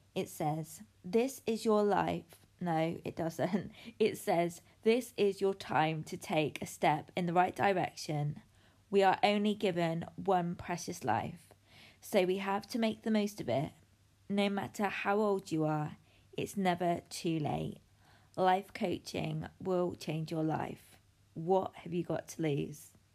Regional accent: United Kingdom; I'm from the United Kingdom, the sunniest place on the planet.

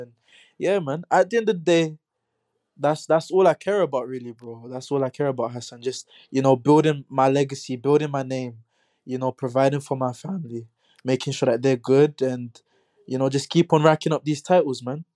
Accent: London, United Kingdom; growing up in Hackney

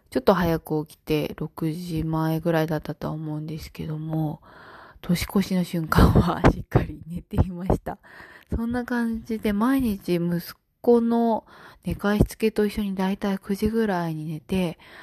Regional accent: Tokyo, Japan; 私の実家が幸い都内なので、実家に帰省もしたんですけれども

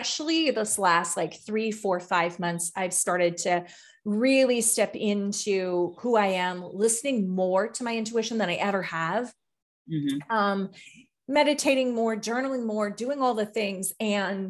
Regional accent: Canada; I'm from Canada.

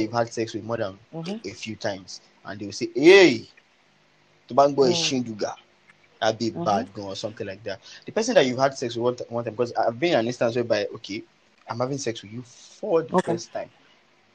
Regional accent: Nigeria; as a Nigerian

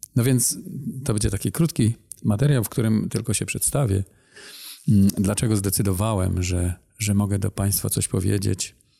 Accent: Silesian Voivodeship, Poland; now in Masuria, Poland; Pochodzę ze Śląska, teraz chwilowo mieszkamy na Mazurach.

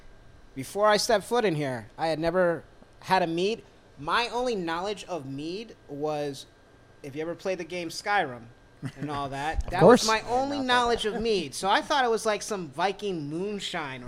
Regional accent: upstate New York, United States; growing up in New York

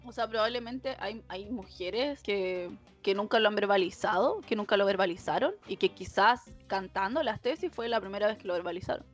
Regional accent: Chile; moved away as an adult; Como chilenos en el extranjero

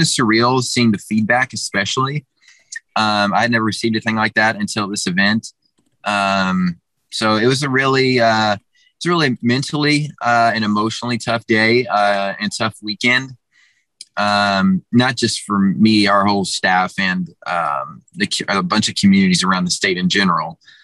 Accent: Kentucky, United States; I'm in my home state, and I know a lot of all my family's here. I have a ton of friends here that I grew

